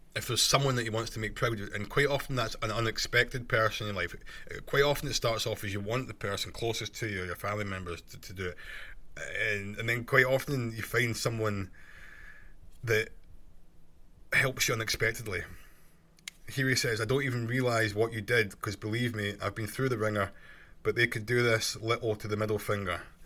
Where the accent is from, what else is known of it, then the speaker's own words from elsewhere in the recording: Scotland, United Kingdom; accent: Scottish; my Scottish accent